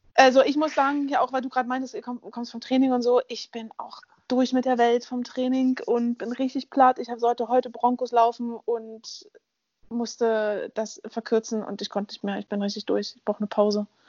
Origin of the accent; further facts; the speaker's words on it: Berlin, Germany; Ich bin in Berlin aufgewachsen